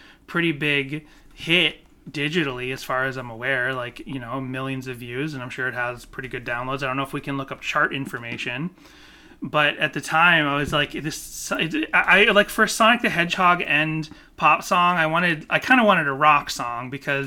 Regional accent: Boston, Massachusetts, United States; now in Los Angeles, United States; I was raised in Boston and suburban area

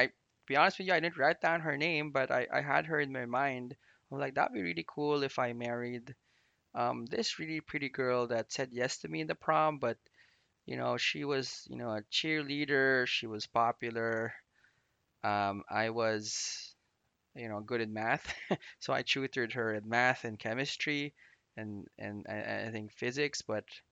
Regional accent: Philippines; I grew up in the Philippines

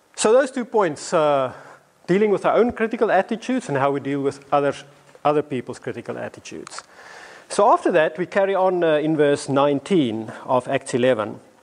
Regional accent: South Africa; moved away as an adult; now in London, United Kingdom; when I first came to London, I came as this South African, African guy

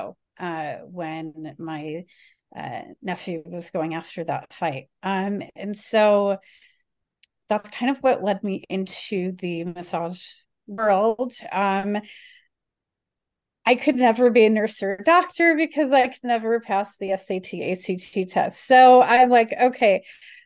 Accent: Chicago, Illinois, United States; I grew up in the Chicago area

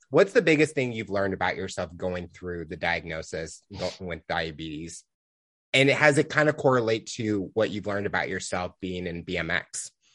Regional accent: Missouri, United States; I'm from Missouri

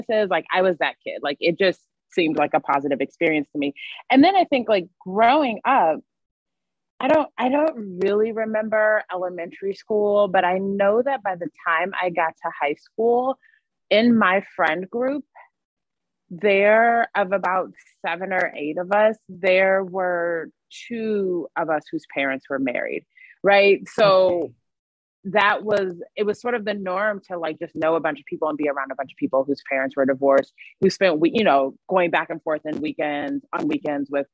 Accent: California, United States; moved away; I'm from California originally

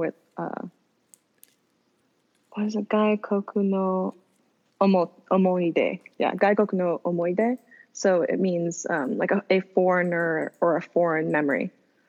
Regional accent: Southern California, United States; also born or lived in Japan; Born in a California native, in NorCal, raised in SoCal.

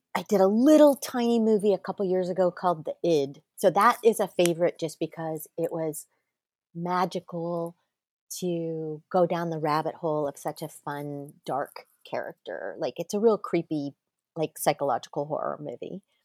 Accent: Manhattan Beach, California, United States; I grew up in Manhattan Beach, uh, California, just south of L A X Airport

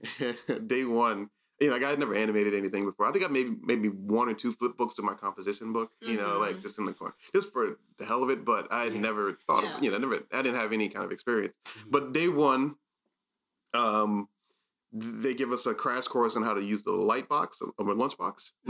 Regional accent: Maryland, United States; I'm from Maryland

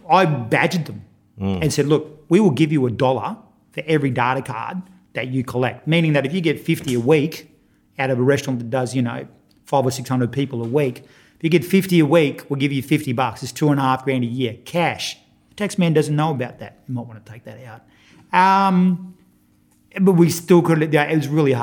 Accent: Queensland, Australia; I'm a Queenslander

